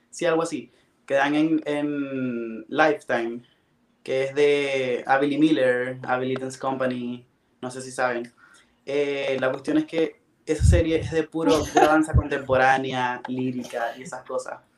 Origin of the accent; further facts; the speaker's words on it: Maracaibo, Zulia, Venezuela; moved away as an adult; yo soy de Maracaibo, que es una ciudad lejos de la capital